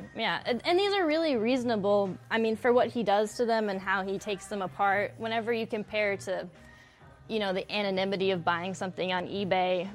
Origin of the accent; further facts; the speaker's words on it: West Texas, United States; also born or lived in Flint, Michigan; now in Lansing, United States; I'm from West Texas.